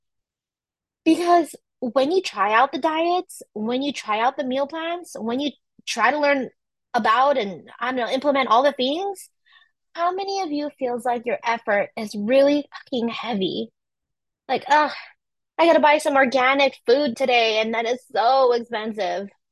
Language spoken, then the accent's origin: English; San Francisco Bay Area, California, United States; I'm from California, specifically from San Francisco Bay Area